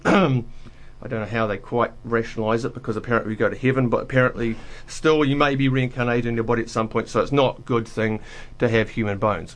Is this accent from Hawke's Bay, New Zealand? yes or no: no; Dunedin, Otago, New Zealand; moved away as an adult; also born or lived in Wellington; my hometown of Dunedin